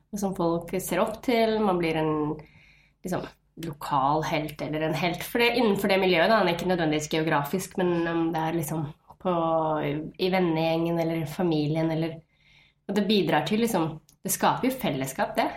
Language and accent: Norwegian; Nesodden, Akershus, Norway; also born or lived in Fredrikstad; Født, eller jeg er født i Fredrikstad, oppvokst på Nesodden rett utenfor Oslo